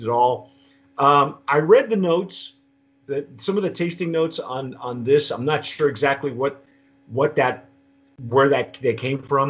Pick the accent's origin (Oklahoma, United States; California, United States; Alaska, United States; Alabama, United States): California, United States; Southern; moved away; also born or lived in New Mexico; when I grew up in Southern California, we had a lemon tree, and we still